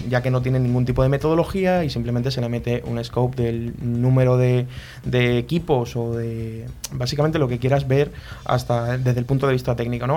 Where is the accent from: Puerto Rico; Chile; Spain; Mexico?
Spain; a village in Huelva, Andalusia; moved away as an adult; now in Madrid, Spain; yo no soy de aquí de Madrid, soy de un pueblo de Huelva